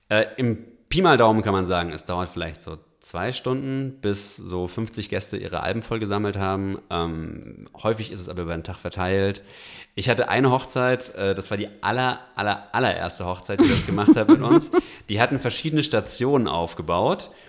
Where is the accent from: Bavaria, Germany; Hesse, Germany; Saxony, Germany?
Bavaria, Germany; Ich komme aus Franken, da ist das alles noch ein bisschen kleiner